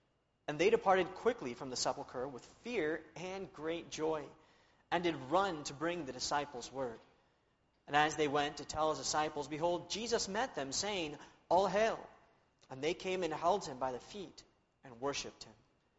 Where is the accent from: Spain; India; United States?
Spain; born there; I was born in Spain, where my parents were missionaries.